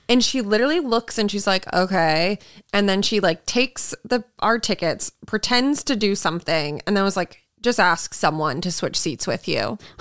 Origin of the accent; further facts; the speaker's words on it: Massachusetts, United States; I'm from Massachusetts